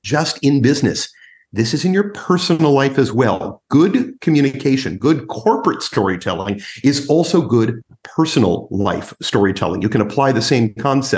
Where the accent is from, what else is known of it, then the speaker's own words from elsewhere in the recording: United States; as an American trainer and an American coach